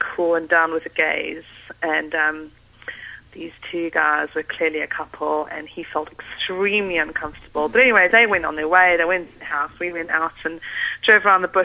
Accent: South Africa; moved away as an adult; now in London, United Kingdom; I'm originally from South Africa. I've been in London for 10 years, but spent my youth in South Africa growing up.

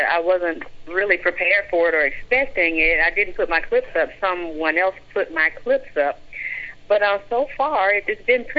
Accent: Georgia, United States; Yeah, I'm from Georgia.

